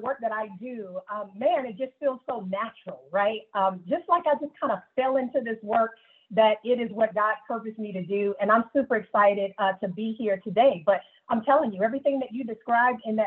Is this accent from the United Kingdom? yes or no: no; Greenville, South Carolina, United States; growing up in Greenville, South Carolina